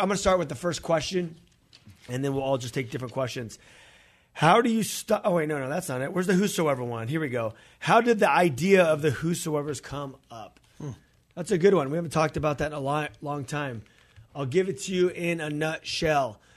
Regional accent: California, United States; we're from California

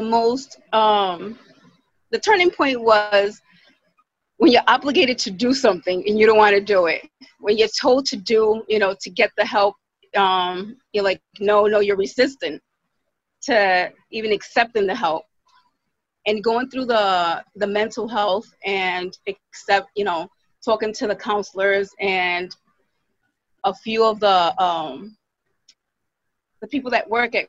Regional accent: Providence, Rhode Island, United States; I'm from Providence, Rhode Island.

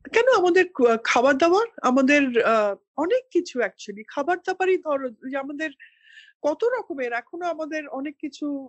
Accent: Kolkata, West Bengal, India; now in Delhi, India; Calcutta is in my heart and home

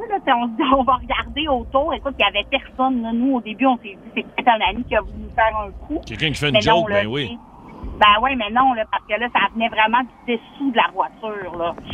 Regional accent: La Baie, Quebec, Canada; moved away as an adult; also born or lived in Vaudreuil; now in Lac-Saint-Jean, Canada; moi, je viens de l'Abbé, de Ville de l'Abbé.

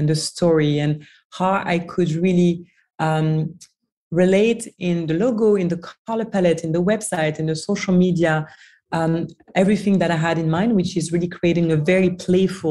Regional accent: France; moved away as an adult; also born or lived in New York, United States / Washington DC, United States / Dubai / Hong Kong; So I'm from France originally. I grew up in France, studied in France.

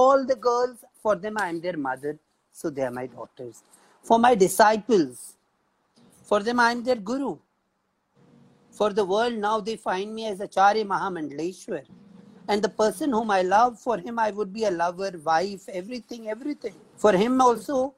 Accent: India; And as an Indian

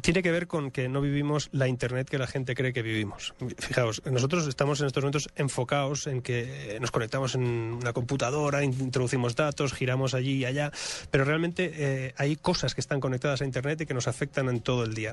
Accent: Spain; moved away as an adult; Yo vengo de España, yo vivo fuera de España hace muchos años

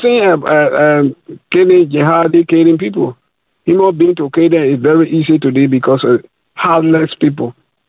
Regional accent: Liberia; I'm from Liberia, West Africa.

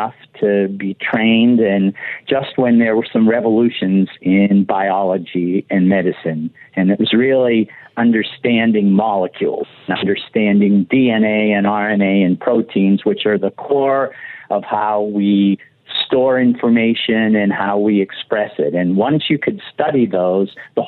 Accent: Pittsburgh, Pennsylvania, United States; moved away as an adult; also born or lived in Ann Arbor, Michigan / St. Louis, Missouri; now in Oakland, United States; I grew up in Pittsburgh, Pennsylvania, and went to public schools through high school in the city of Pittsburgh

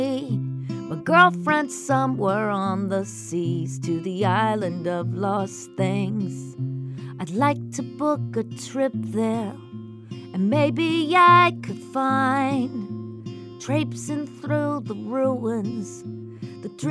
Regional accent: Colorado, United States; I'm from Colorado

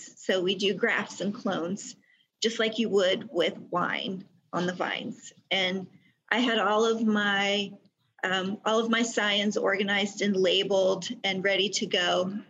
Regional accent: Germany; I'm a military brat, so I grew up in the Army, and there was a stretch of time where we lived in Germany.

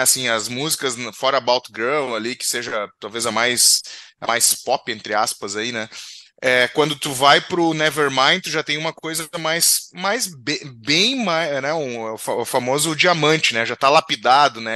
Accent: Rio Grande do Sul, Brazil; aqui do Rio Grande do Sul

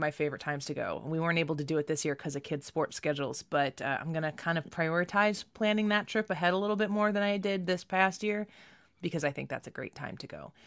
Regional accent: Midwest, United States; I'm from the Midwest, and we have that hot, he, hot, humid weather here

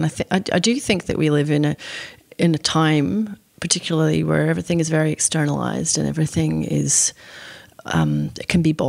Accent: Scotland, United Kingdom; It's all I'd ever wanted to do since I was a little girl growing up in Scotland, was to publish a book.

